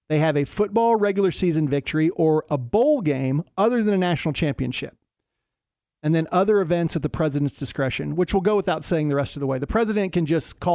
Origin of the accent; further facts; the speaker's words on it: Georgetown, Texas, United States; Southwestern University from my hometown of Georgetown.